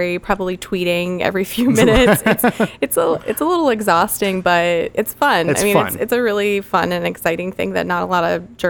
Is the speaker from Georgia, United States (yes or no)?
no; the Space Center, Florida, United States; Growing up on the Space Center